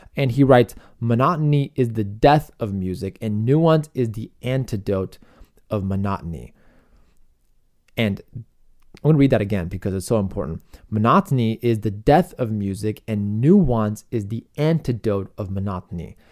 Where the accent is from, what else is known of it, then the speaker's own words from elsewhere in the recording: Chicago, Illinois, United States; my hometown of Chicago